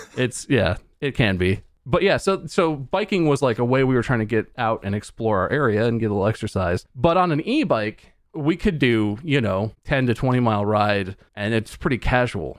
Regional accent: Ohio, United States; moved away; also born or lived in North Carolina; we lived in Ohio, we're from Ohio

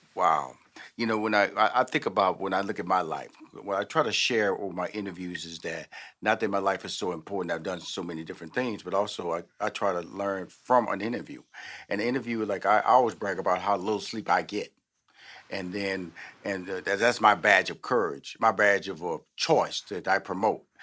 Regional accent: Houston, Texas, United States; also born or lived in New York / Chicago / Los Angeles; now in Atlanta, United States; I'm born and raised in Houston

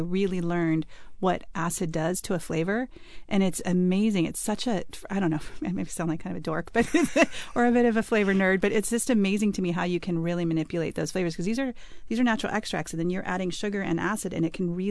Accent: Bend, Oregon, United States; I grew up in Bend, Oregon, where there's lots of juniper trees

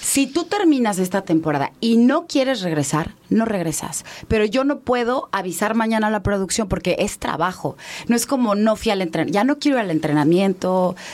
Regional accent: Mérida, Yucatán, Mexico; moved away; also born or lived in Mexico City; Yo crecí en Mérida.

